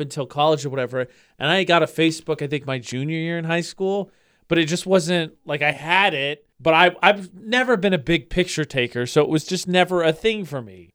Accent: Lafayette, Indiana, United States; moved away; my hometown, it's called the Greater Lafayette area because there's Lafayette and West Lafayette

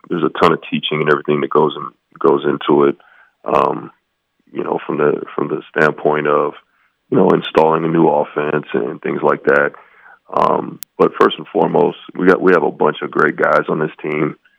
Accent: West Coast, United States; now in Logan, United States; I grew up on the West Coast

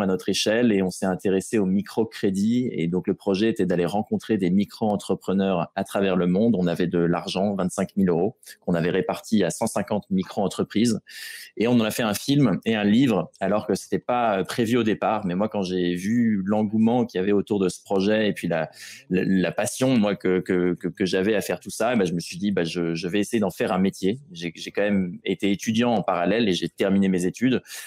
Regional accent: Rouen, Normandy, France; je suis de Rouen à l'origine

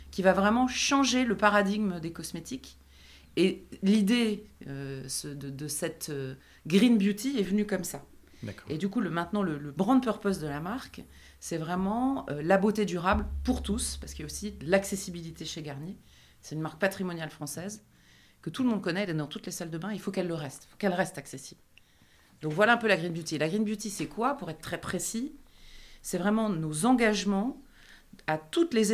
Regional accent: Paris, Île-de-France, France; also born or lived in Cotentin, Normandy; suis parisienne mais d'origine normande du Cotentin, qui est une région très sauvage, peu connue des Parisiens et c'est tant mieux. Et, euh, et je dirais que euh, je suis mariée et que j'ai une grande fille de 13 ans.

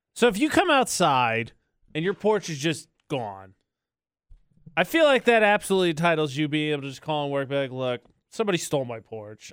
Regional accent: Midwest, United States; I know I'm from the Midwest

